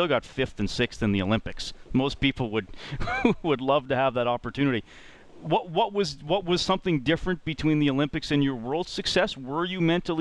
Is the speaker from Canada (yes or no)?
yes; Evansburg, Alberta, Canada; I grew up in Evansburg, which was only an hour away from